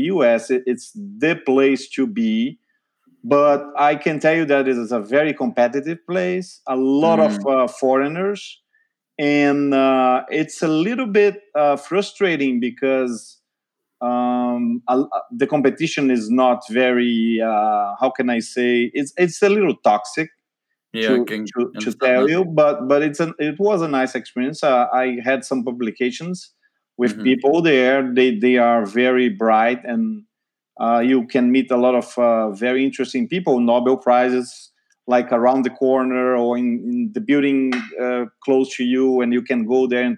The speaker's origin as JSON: {"language": "English", "country": "Brazil", "also_born_or_lived": "São Paulo, Brazil", "moved": "as an adult", "lives_now": "United States", "said": "I'm from Brazil, actually, South America"}